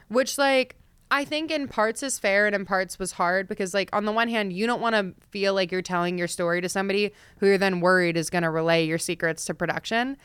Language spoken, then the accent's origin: English; Delaware, United States; I grew up in Delaware. I'm like an East Coast girl.